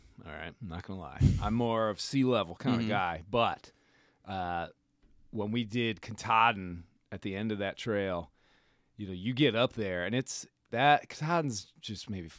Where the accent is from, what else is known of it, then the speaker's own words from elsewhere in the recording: Midwest, United States; I'm from the Midwest.